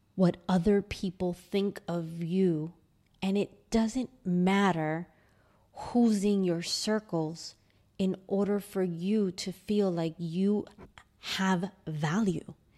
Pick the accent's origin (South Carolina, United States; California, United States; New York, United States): New York, United States; New York City; moved away as an adult; now in Sydney, Australia; I grew up in a six hundred and fifty square foot apartment in Astoria, Queens, New York